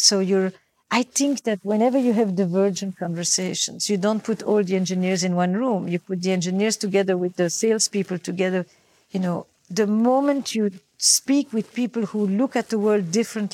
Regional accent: Belgium; I come from Belgium

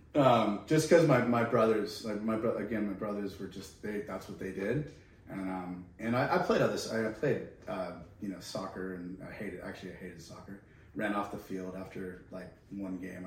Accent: California, United States; moved away as an adult; now in Australia; from California.

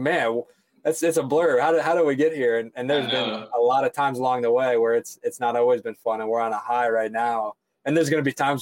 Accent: Chillicothe, Ohio, United States; also born or lived in Athens, Ohio / Columbus, Ohio; I'm born and raised here in Ohio. I grew about an hour south of Columbus

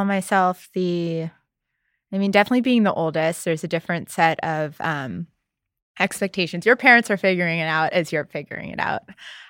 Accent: New York City, New York, United States; And I grew up in New York City. Yeah. So great at hailing cabs, can't drive.

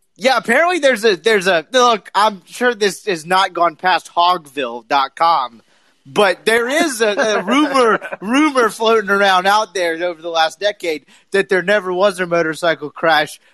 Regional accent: the South, United States; I'm from the South

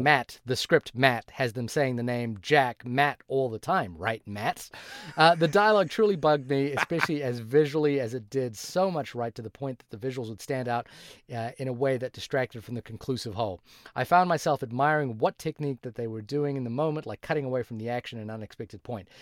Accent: Fiji; moved away; also born or lived in New Zealand; I grew up in Fiji, and when I moved to New Zealand

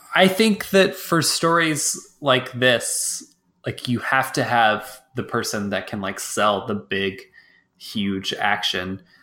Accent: Texas, United States; I'm from Texas

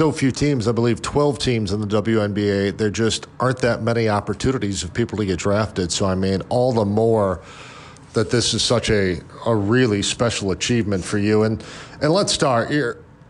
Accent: Chicago, Illinois, United States; I am from Chicago.

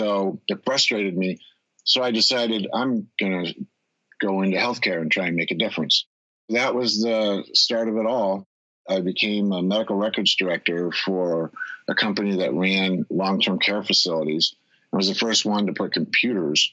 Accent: Connecticut, United States; now in West Coast, United States; where I grew up in Connecticut

